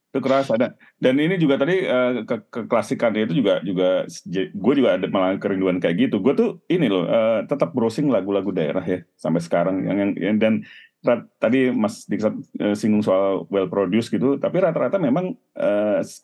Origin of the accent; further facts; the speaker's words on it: Jakarta, Indonesia; gue kan dari kecil di Jakarta Timur